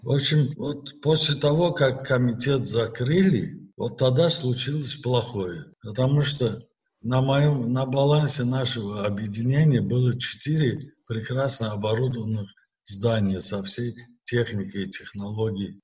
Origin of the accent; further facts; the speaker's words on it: Baku, Azerbaijan; Родился я в Баку в ноябре 1944 года